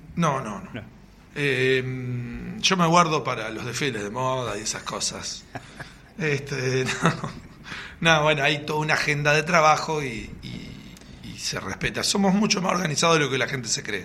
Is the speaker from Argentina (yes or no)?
yes; Argentina; somos de argentinos